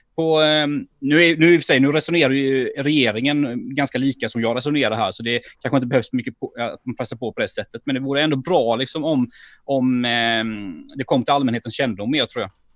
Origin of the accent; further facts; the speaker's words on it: Sweden; jag som ekonom och som svensk och som företagare